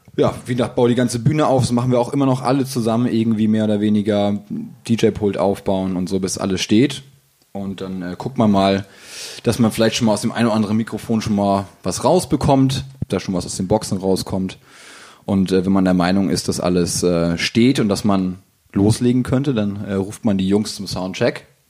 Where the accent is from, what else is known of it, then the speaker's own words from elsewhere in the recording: Hamburg, Germany; Ich komme aus Hamburg